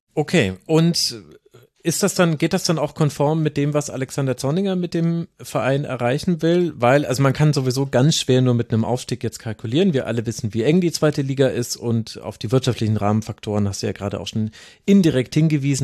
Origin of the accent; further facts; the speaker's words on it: Lower Franconia, Bavaria, Germany; aus meiner unterfränkischen Heimat